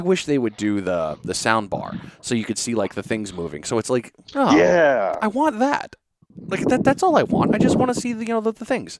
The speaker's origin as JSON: {"language": "English", "region": "New England", "country": "United States", "said": "being from New England."}